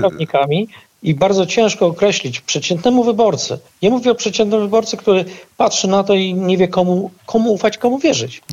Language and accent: Polish; Puławy, Lublin Voivodeship, Poland; mojego rodzinnego miasta